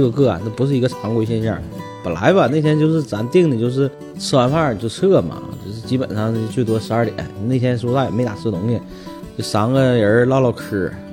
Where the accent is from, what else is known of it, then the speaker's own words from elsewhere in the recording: Shenyang, Liaoning, China; 我们沈阳这一下又出名了